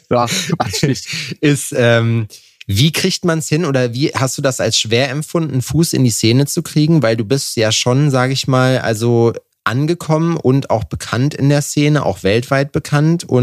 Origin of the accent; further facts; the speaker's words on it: Eifel, Germany; also born or lived in Netherlands; now in Aachen, Germany; Ich komme eigentlich aus der Eifel